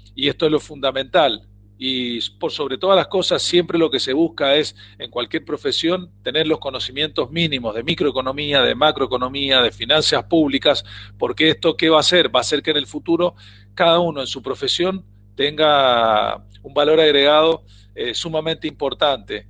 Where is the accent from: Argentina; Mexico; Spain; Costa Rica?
Argentina